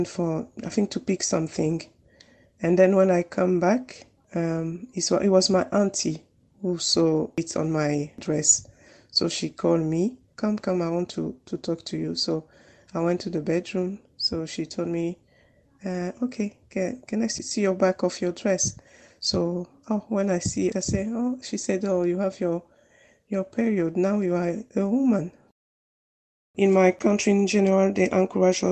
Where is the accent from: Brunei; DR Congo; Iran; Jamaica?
DR Congo; now in Manchester, United Kingdom; I'm from Congo DRC, is a Central Africa